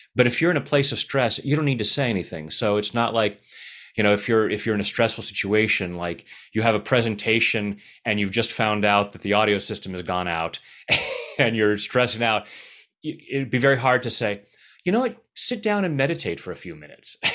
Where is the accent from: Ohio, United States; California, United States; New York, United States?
California, United States; Anaheim; I was born in Anaheim